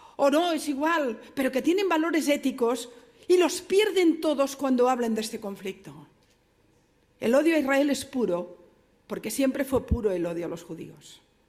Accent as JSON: {"language": "Spanish", "town": "Barcelona", "region": "Catalonia", "country": "Spain", "said": "yo vengo de Barcelona, mi ciudad"}